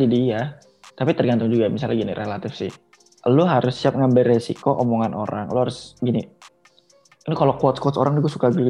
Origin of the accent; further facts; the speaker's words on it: Aceh, Indonesia; tapi kalau gue ya emang gue Aceh